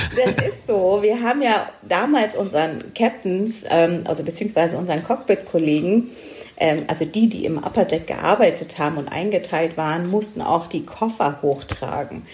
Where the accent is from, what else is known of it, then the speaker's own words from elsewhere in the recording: Stuttgart, Baden-Württemberg, Germany; ich komme aus Stuttgart